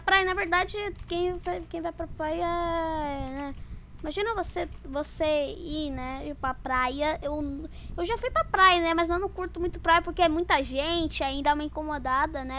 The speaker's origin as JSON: {"language": "Portuguese", "region": "Santa Catarina", "country": "Brazil", "said": "Eu sou de Santa Catarina"}